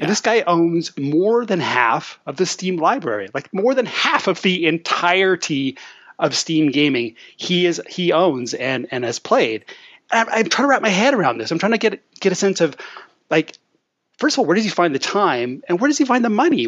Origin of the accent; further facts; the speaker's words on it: Canada; as a Canadian